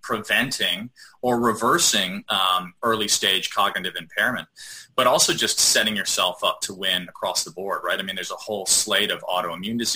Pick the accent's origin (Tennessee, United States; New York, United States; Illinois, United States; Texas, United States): Illinois, United States; Chicago; I grew up in Chicago